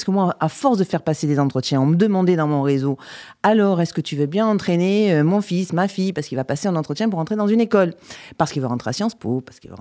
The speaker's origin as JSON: {"language": "French", "town": "Avignon", "region": "Provence-Alpes-Côte d'Azur", "country": "France", "said": "d'Avignon. Et j'ai fait d'ailleurs mes études à Aix-en-Provence, absolument."}